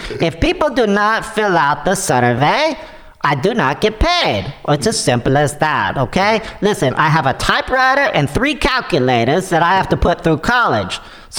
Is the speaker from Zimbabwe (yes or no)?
no; Ukraine; Hey, no. Listen, I am from the Ukraine, right? I'm on your side.